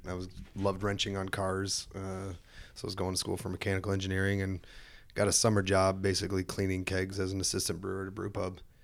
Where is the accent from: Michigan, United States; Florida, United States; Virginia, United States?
Michigan, United States; moved away as an adult; also born or lived in California; I was born and raised in Michigan